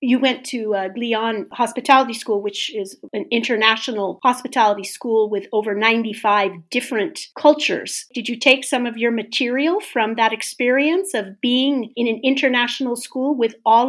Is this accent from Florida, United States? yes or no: no; Orange County, California, United States; also born or lived in Los Angeles / San Francisco Bay Area; And then my parents moved a little bit south to Orange County. So I grew up in the OC, as they say. And then when I was 13, they had the wonderful idea of moving up to the San Francisco Bay Area, which I really, really much prefer.